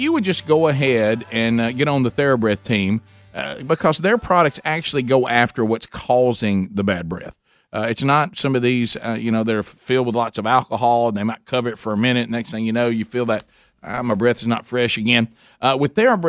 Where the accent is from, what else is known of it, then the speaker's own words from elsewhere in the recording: United States; Where we grew up in Calhoun County